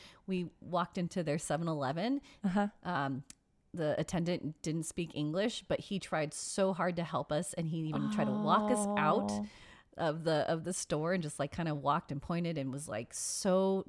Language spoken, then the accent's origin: English; United States; We're very American.